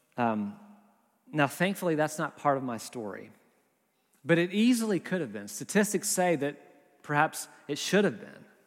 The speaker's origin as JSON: {"language": "English", "region": "the South", "country": "United States", "also_born_or_lived": "Berkeley, California", "moved": "yes", "lives_now": "Nashville, United States", "said": "We're from the South originally."}